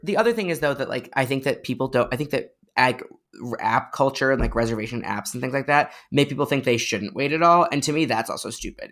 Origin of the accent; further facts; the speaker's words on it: Chicago, Illinois, United States; now in New York, United States; I'm from Chicago originally